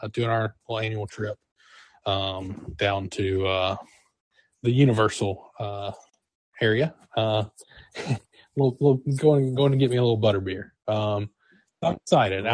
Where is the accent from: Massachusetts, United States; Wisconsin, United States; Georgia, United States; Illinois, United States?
Georgia, United States; Jeremy and I are from the South. I'm from Georgia